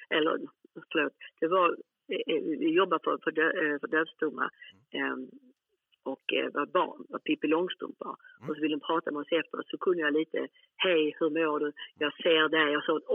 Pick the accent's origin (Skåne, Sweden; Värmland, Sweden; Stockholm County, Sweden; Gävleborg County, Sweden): Skåne, Sweden; Malmö; also born or lived in Helsingborg; Men jag är född i Malmö ju.